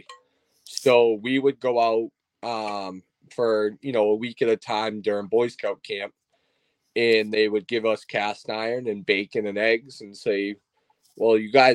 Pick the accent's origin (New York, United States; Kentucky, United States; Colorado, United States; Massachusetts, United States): Massachusetts, United States; Plymouth; I'm from Plymouth, Massachusetts, up here in the Northeast